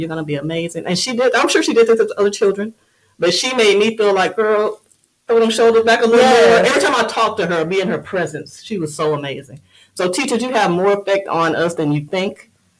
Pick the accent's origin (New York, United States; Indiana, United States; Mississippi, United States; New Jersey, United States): Mississippi, United States; Moss Point; moved away; She's still in Moss Point in my hometown.